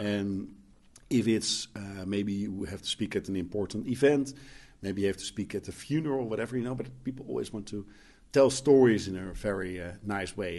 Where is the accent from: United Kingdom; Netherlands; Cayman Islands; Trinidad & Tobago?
Netherlands; I'm coming from the Netherlands, where everything, I mean, we're living in the most beautiful country in the world